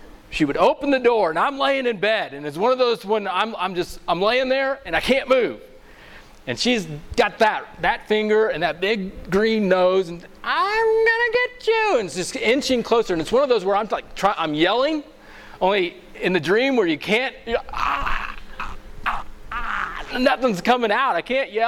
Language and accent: English; Missouri, United States; moved away; I'm originally from Missouri